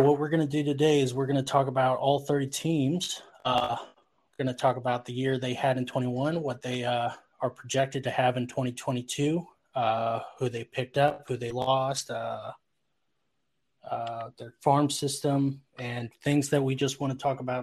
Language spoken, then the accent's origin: English; Texas, United States; I was born and raised actually in Texas.